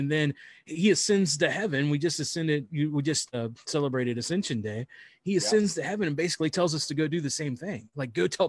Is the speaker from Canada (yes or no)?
no; Ohio, United States; Yeah, it's in Southeast Ohio. We're from Ohio.